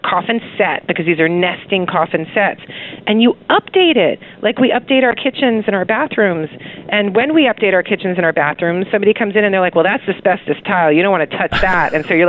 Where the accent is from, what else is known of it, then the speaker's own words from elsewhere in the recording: Houston, Texas, United States; I grew up in Houston, Texas, where things are super socially competitive, and people would display their ability to spend through cars and hair and eyeliner